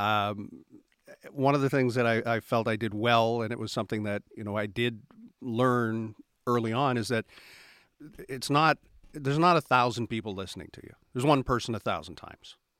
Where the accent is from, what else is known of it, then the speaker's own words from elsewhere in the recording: Halifax, Nova Scotia, Canada; also born or lived in Saskatchewan; now in Hebbs Cross, Canada; I was born in Halifax